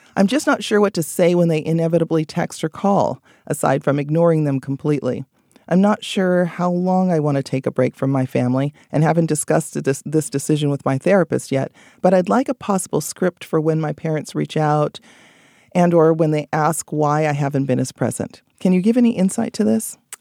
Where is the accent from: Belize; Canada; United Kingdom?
Belize; moved away